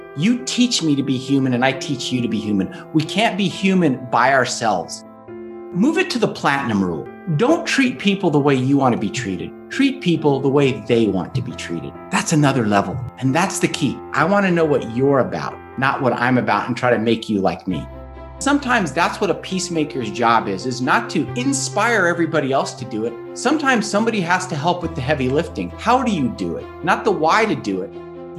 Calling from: Sedona, Arizona, United States; Today, I'm calling in from America, from Sedona, Arizona. Great Southwest

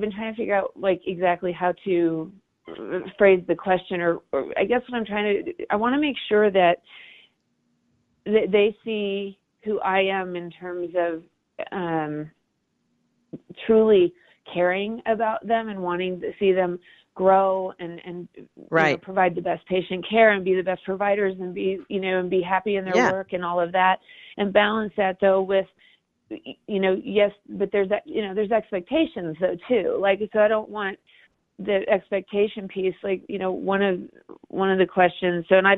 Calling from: Denver, Colorado, United States; So I'm calling from Denver.

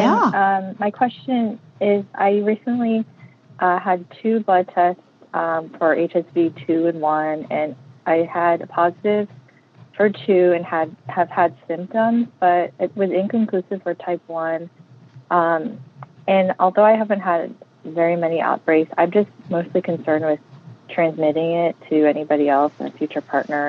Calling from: Southern California, United States; I'm calling from Southern California.

